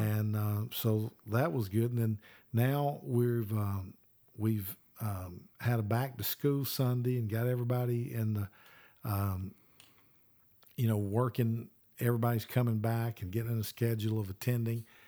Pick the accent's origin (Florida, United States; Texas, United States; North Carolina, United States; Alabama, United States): Alabama, United States; I'm from Alabama